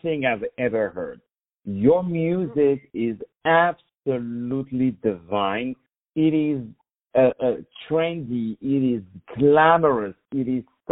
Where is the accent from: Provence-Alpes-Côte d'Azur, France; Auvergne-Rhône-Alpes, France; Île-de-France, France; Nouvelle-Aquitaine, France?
Île-de-France, France; Paris; now in New York, United States; from Paris, which is also my hometown